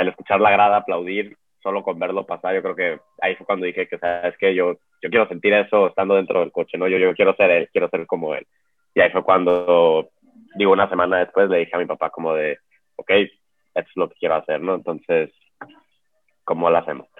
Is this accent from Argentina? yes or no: no; Mexico; como mexicano